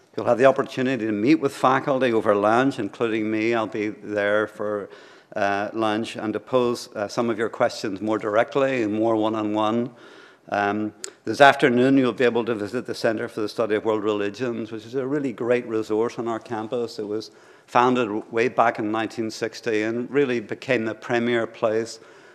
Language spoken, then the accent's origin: English; Ireland; I'm from Ireland, so I feel this loss very deeply.